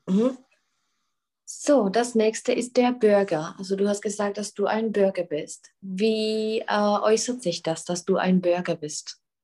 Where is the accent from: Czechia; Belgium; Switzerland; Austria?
Czechia; bei uns in Tschechien